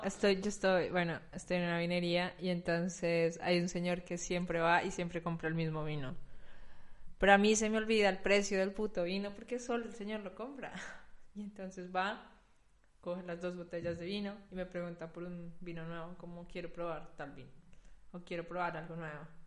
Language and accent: Spanish; Colombia; moved away as an adult; also born or lived in Germany; now in Berlin, Germany; he sido en Colombia